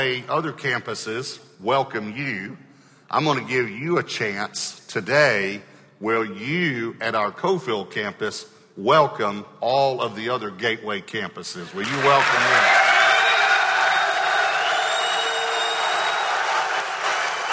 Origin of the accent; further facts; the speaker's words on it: Longview, Texas, United States; I grew up in Longview, Texas. And so I'm an East Texas boy